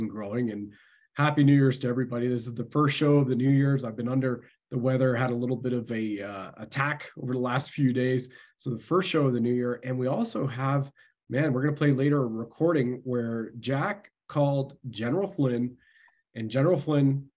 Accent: Canada; I've served my country at the federal level as a Canadian infantry soldier.

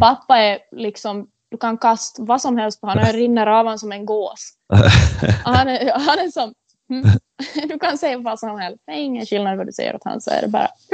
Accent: Korsholm, Ostrobothnia, Finland; Jag är ju född och uppvuxen här i Korsholm

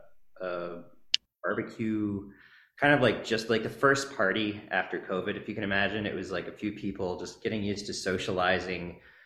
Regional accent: Washington, District of Columbia, United States; I'm from DC, born and raised. It's definitely growing up in the 90s.

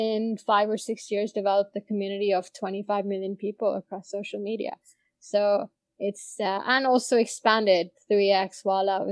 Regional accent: India; moved away as an adult; also born or lived in Boston / New York; I grew up in India up until undergrad

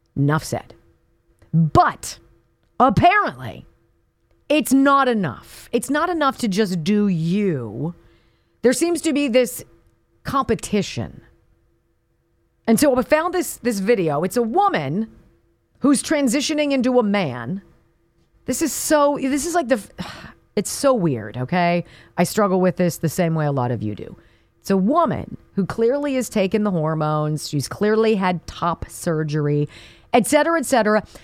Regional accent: California, United States; I'm partial to California. It's my home state

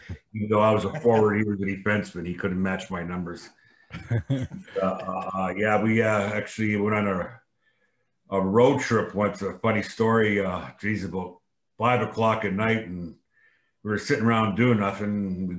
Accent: Windsor, Ontario, Canada; now in Gig Harbor, United States; my hometown's Windsor.

